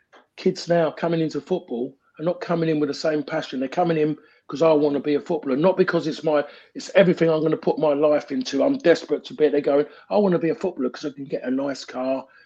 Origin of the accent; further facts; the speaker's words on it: England, United Kingdom; in this country, as English